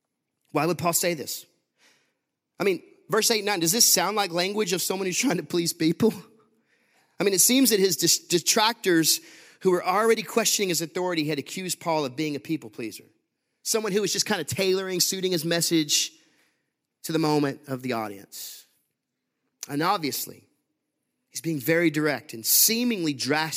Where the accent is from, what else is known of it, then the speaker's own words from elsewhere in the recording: Huntsville, Texas, United States; I grew up in Huntsville, Texas.